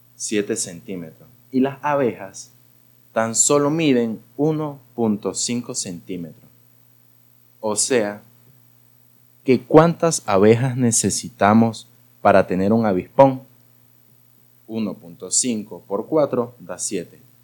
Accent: Gocho, Táchira, Venezuela; soy gocho

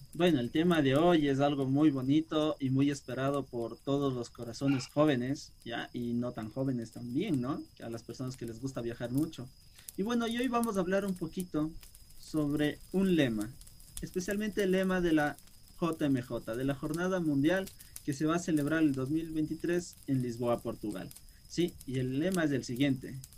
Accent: Quito, Pichincha, Ecuador; yo como quiteño de, de capital

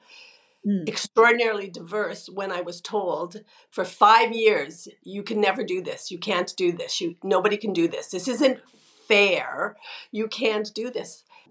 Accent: Sudbury, Ontario, Canada; I was born in Northern Ontario in a city called Sudbury

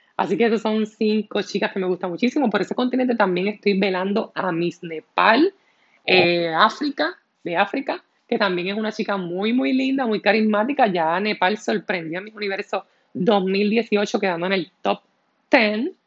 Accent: Puerto Rico

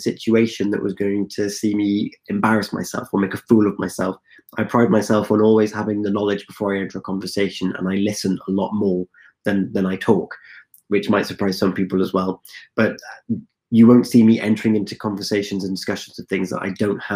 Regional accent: West Wales, United Kingdom; I'm originally from West Wales. I'm one of four children and we were raised primarily by our mother

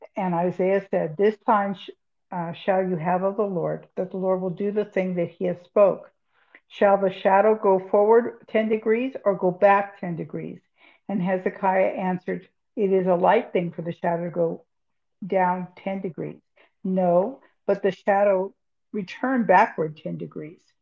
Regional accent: California, United States; I'm from California

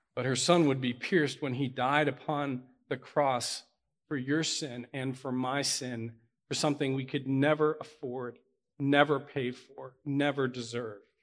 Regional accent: Pittsburgh, Pennsylvania, United States; I'm from Pittsburgh.

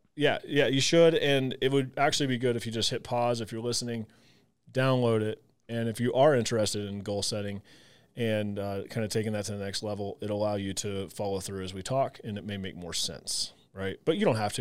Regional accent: Southern Illinois, United States; I grew up in the Midwest, Southern Illinois

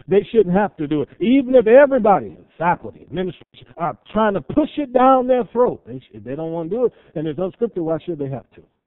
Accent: Cleveland, Ohio, United States; I grew up in Cleveland, Ohio

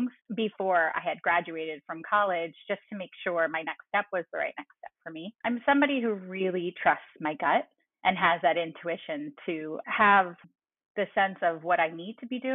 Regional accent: New York, United States; I'm a New Yorker, a true New Yorker. My family is all in this greater New York area.

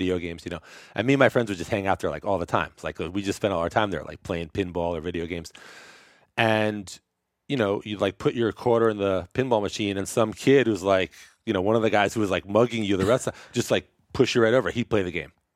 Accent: New York City, New York, United States; now in San Francisco, United States; I grew up in Brooklyn

